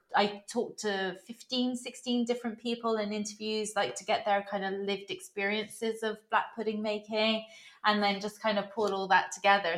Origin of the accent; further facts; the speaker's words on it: Bristol, South West England, United Kingdom; moved away as an adult; now in West Cork, Ireland; I'm from Bristol in southwest England originally. Um, I've been living here since 2005